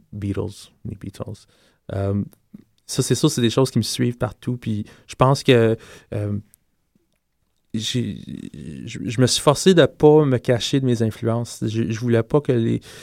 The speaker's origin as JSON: {"language": "French", "region": "Quebec", "country": "Canada", "first_language": "English", "second_language": "French", "said": "je suis québécois, donc mhm. parler français pour moi, c'est très important"}